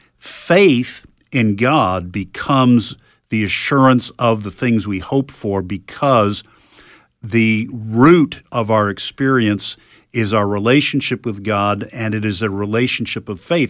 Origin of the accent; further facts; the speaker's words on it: New England, United States; when I was a young boy and, uh, growing up in New England